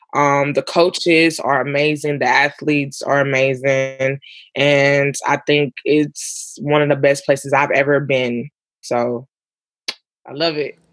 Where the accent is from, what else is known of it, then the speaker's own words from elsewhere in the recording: Ferguson, Missouri, United States; growing up in Ferguson, because I was younger